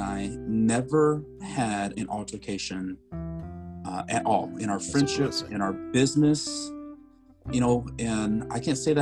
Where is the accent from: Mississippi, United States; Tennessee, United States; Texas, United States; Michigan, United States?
Texas, United States; Lubbock; now in Dallas, United States; I grew up in West Texas. I'm from Lubbock